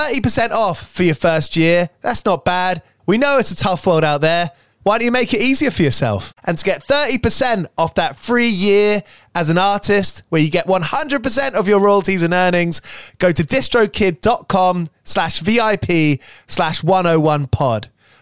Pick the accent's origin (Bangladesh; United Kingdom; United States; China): United Kingdom; England; As an English person, you felt more represented as a punk rock fan.